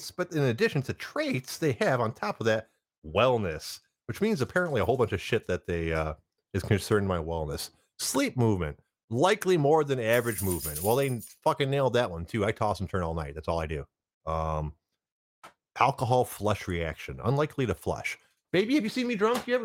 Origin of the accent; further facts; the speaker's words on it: Germany; also born or lived in United Kingdom; And as as much as I'd like to be from the Caribbean, I'm I'm from Germany and and Britain.